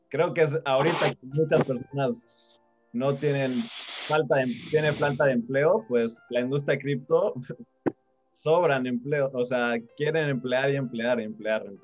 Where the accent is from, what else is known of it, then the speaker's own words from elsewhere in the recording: Mexico City, Mexico; accent: chilango; yo soy de la Ciudad de México